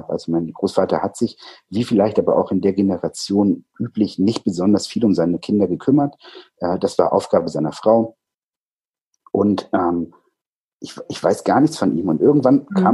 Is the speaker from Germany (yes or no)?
yes; Baden-Württemberg, Germany; moved away; also born or lived in Schleswig-Holstein; ich komme ursprünglich aus Süddeutschland, äh, aus Baden-Württemberg, ähm, bin dann äh, nach Schleswig-Holstein gezogen, so weit weg, wie es irgendwie ging